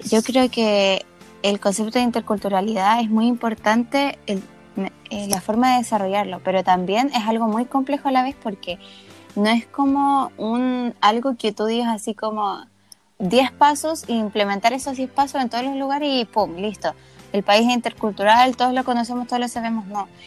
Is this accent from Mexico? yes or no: no; Chile